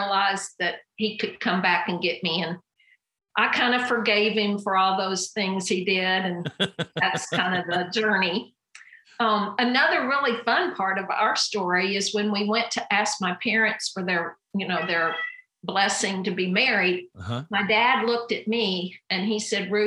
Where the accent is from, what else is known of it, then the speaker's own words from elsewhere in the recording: Kentucky, United States; I grew up in a pastor's home in Kentucky